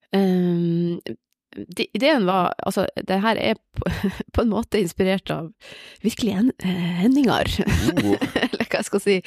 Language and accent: Norwegian; Bodø, Nordland, Norway; also born or lived in Oslo / Hammerfest; jeg er fra Bodø.